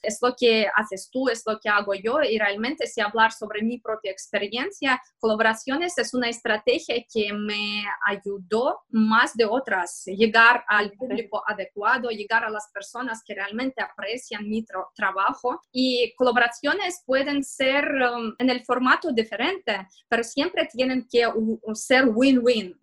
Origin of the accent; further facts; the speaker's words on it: Moscow, Russia; accent: Russian; Spanish is a second language; moved away as an adult; now in Barcelona, Spain; porque como puedes ver por mi acento y se ve que soy rusa, soy de Moscú